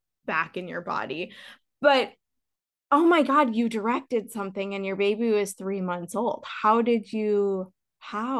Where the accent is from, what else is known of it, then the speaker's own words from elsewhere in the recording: St. Louis, Missouri, United States; moved away; back home, I'm from St. Louis